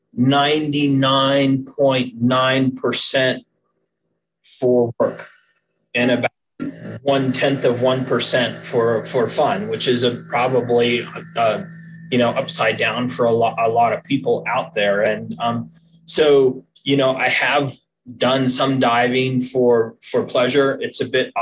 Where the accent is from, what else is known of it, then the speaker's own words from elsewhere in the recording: Boulder, Colorado, United States; I grew up in Colorado